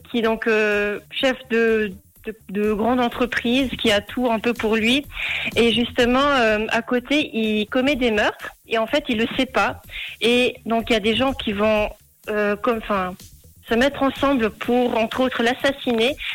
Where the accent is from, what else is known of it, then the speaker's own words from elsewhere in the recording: Valais, Switzerland; donc je viens du canton du Valais.